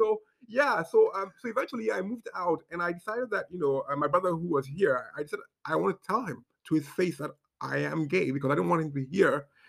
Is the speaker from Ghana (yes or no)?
yes; Ghana; also born or lived in Zambia / Kenya; I grew up in Ghana, Zambia, Kenya